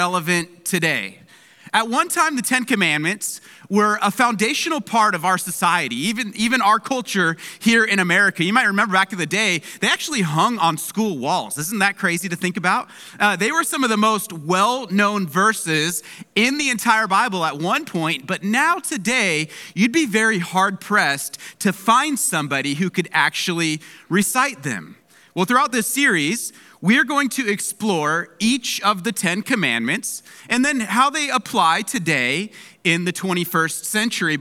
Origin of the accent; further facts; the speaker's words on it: Palmdale, California, United States; moved away; My hometown of Palmdale, it's covered in snow right now